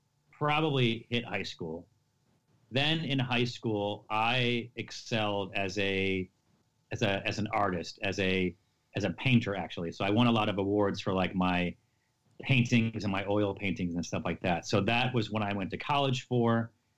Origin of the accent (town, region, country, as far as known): Syracuse, New York, United States